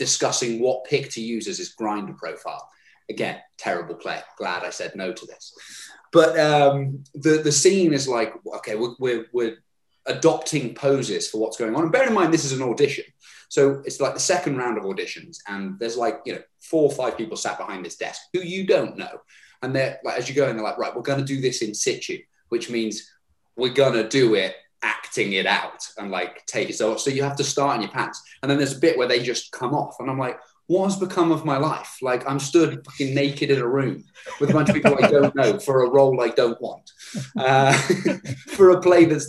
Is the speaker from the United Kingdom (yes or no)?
yes; Herefordshire, West Midlands, United Kingdom; moved away as an adult; also born or lived in London; Moved back to my hometown of Herefordshire